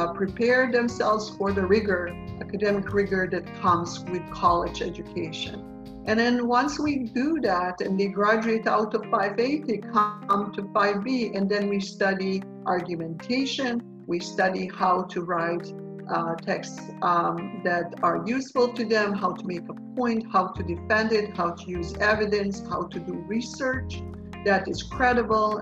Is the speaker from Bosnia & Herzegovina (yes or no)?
yes; Bosnia & Herzegovina; moved away as an adult; also born or lived in Fresno, United States; now in United States; I am a native Bosnian, which means that I was born in Bosnia.